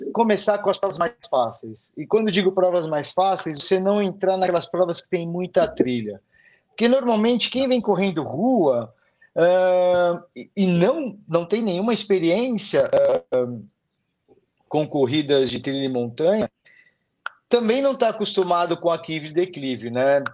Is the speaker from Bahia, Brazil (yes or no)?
no; São Paulo, Brazil; eu nasci em São Paulo, sou paulistano da Gema